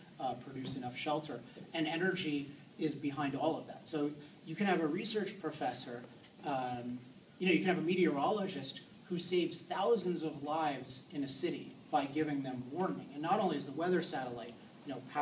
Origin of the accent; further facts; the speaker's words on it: East Coast, United States; now in Southern California, United States; I was born on the East Coast